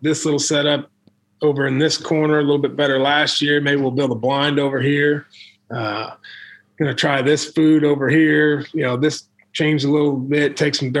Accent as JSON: {"language": "English", "region": "Illinois", "country": "United States", "tie": "born or raised there", "also_born_or_lived": "Missouri", "moved": "as an adult", "said": "I grew up in Illinois, hunted the Illinois River"}